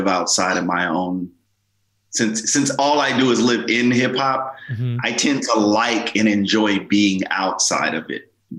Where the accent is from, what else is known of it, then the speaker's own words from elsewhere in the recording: Los Angeles, California, United States; growing up in South Central LA.